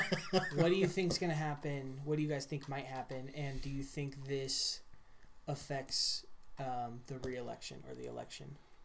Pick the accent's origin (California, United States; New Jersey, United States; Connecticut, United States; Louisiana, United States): California, United States; We all grew up in California.